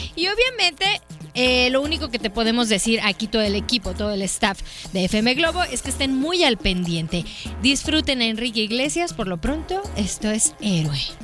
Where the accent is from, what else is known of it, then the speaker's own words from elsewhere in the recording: Chihuahua, Mexico; now in Guadalajara, Mexico; el lugar en donde crecí, allá, allá por Chihuahua